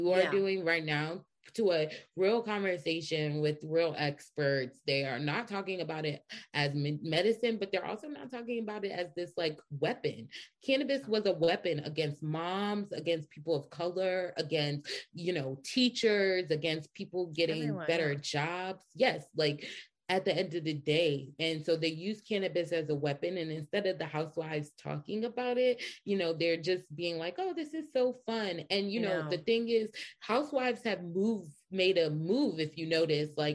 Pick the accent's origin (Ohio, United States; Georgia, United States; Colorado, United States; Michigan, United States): Georgia, United States; Atlanta; I'm from Atlanta too.